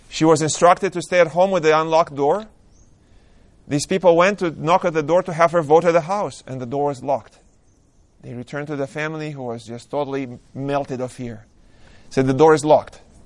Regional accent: Romania; moved away; I was born and raised in Romania.

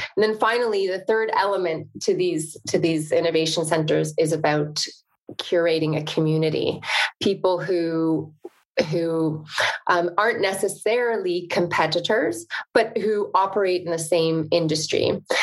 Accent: the country north of Toronto, Ontario, Canada; I'm Canadian, grew up in the country north of Toronto

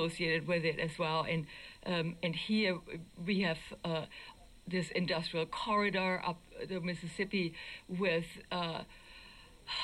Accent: Germany; now in United States; I'm from Germany.

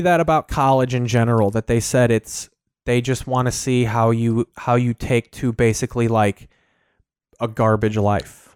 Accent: Sauk Village, Illinois, United States; I'm from Sauk Village, Illinois

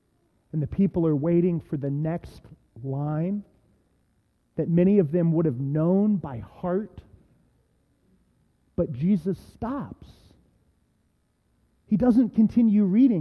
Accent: Reynoldsburg, Ohio, United States; I've preached in my hometown synagogue, Messiah Lutheran Church up in Reynoldsburg, Ohio

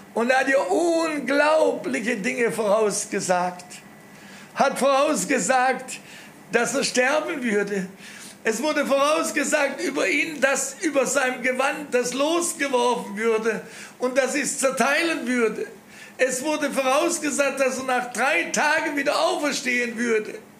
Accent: Germany; wir noch als Deutsche

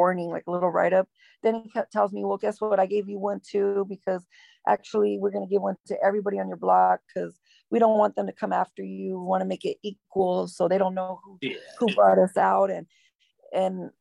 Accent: Los Angeles, California, United States; also born or lived in Downey, California / Bell Gardens, California / La Habra, California / Brea, California; I grew up in Southeast Los Angeles.

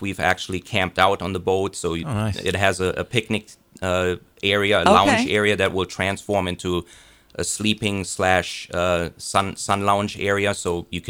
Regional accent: Lynchburg, Virginia, United States; born there; I was actually born in Lynchburg, Virginia, to a German father, Austrian mother

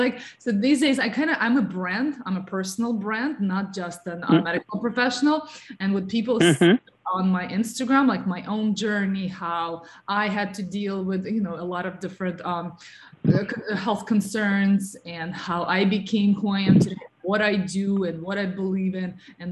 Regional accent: New York, United States; So my background is also in modeling and, you know, being like a New Yorker and a health coach, and being part of the wellness field

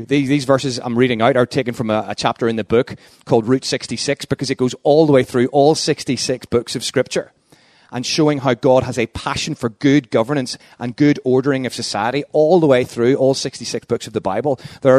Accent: Luton, East of England, United Kingdom; also born or lived in London; And as you can tell from the accent, I'm from Luton. And I've been there the last 3.5 years

